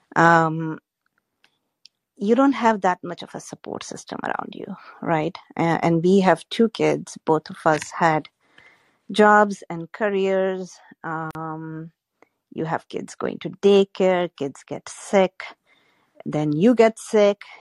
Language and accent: English; Gujarat, India; moved away as an adult; also born or lived in Worcester, Massachusetts; I'm from Gujarat